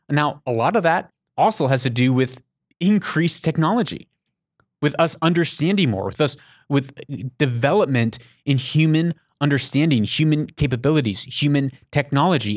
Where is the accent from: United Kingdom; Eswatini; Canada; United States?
United States; moved away; I'm not in America right now. I'm an American. I don't live in America